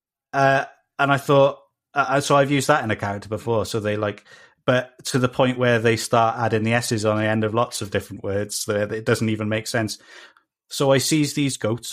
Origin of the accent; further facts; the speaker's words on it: South Wales, United Kingdom; accent: South Wales; a South Wales accent, which is what you're hearing right now